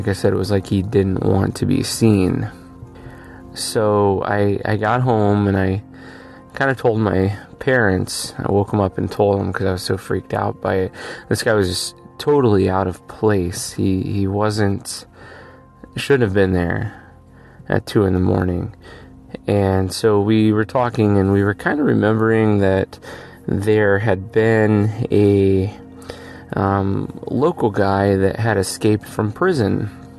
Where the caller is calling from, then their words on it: Erie, Pennsylvania, United States; I'm calling from Erie, Pennsylvania